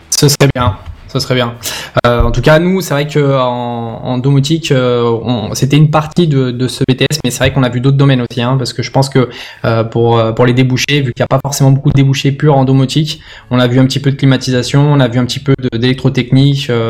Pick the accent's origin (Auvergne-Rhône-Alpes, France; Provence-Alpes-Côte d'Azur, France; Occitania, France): Auvergne-Rhône-Alpes, France; Lyon; je suis originaire de Lyon.